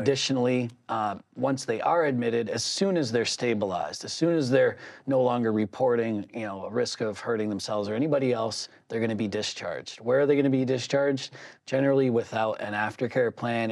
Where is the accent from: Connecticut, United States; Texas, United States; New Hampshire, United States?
New Hampshire, United States; Southern; growing up in Southern New Hampshire